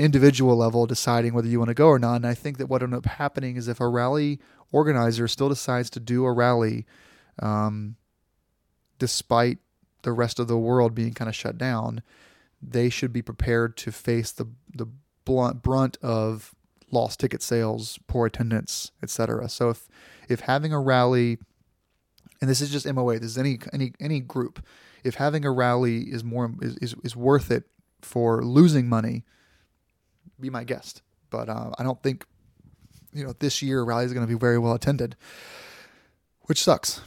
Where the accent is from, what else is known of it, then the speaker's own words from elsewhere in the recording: Florida, United States; I grew up in Florida